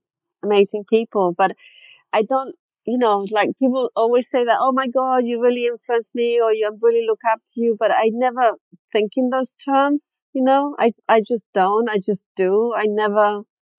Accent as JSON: {"language": "English", "country": "Chile", "tie": "born or raised there", "moved": "yes", "said": "I grew up in Chile"}